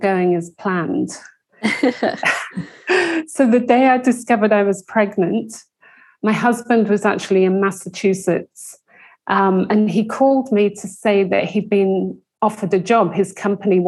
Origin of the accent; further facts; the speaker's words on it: England, United Kingdom; moved away as an adult; also born or lived in London; now in United States; you can tell from my accent that I grew up in England